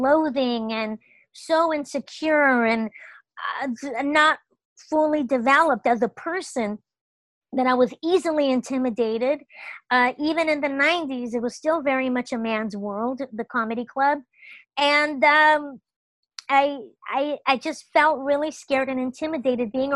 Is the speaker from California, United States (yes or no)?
yes; Los Angeles, California, United States; I grew up in Los Angeles